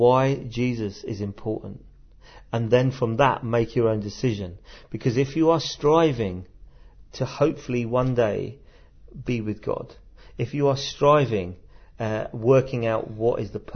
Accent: London, United Kingdom; accent: Cockney; moved away as an adult; now in Sheffield, United Kingdom; growing up in London

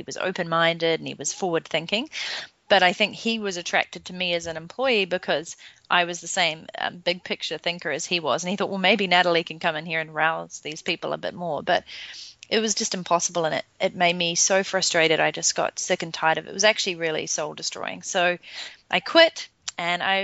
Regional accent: New Zealand; moved away as an adult; also born or lived in London, England; I'm originally from New Zealand

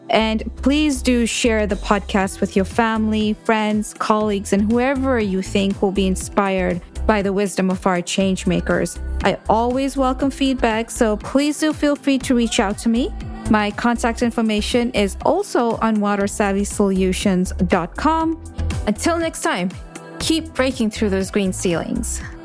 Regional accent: Kenya; now in United States; as a South Asian woman growing up in Kenya and then moving to the US

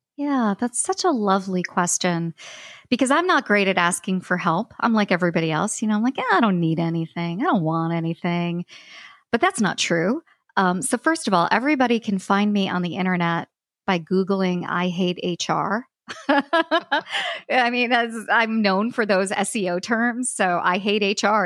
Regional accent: United States; I'm American

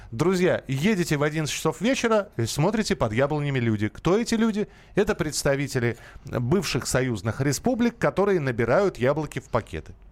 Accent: Moscow, Russia; Я москвич, я, да, я коренной москвич.

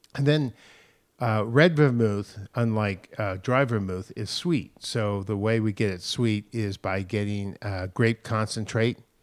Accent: San Francisco, California, United States; growing up in San Francisco in the Marina District

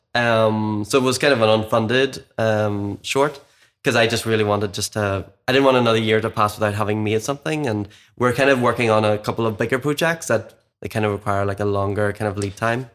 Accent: Cookstown, Northern Ireland, United Kingdom; now in Belfast, United Kingdom; I'm from Mid-, like, Cookstown, Mid Ulster originally

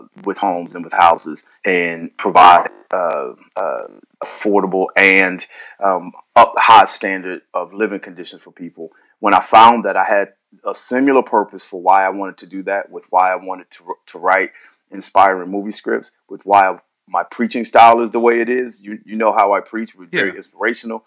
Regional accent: St. Louis, Missouri, United States; now in San Diego, United States; St. Louis. That's where I'm born and raised

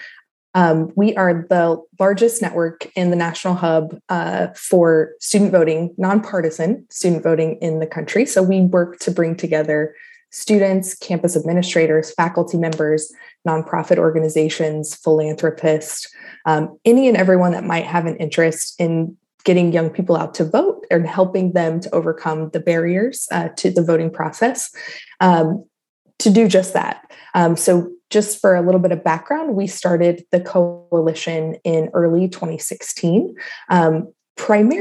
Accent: Kansas, United States; now in Washington, D.C., United States; I am originally from Kansas, though I now live in Washington, D.C.

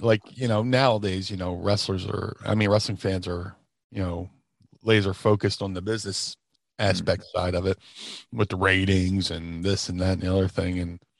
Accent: Atlantic City, New Jersey, United States; also born or lived in Philadelphia / Gloucester City; I was born in Philly, and then when I was two, we moved to a small town called Gloucester City, New Jersey, where I lived till I was 10. And then when I was 10, we moved to Atlantic City.

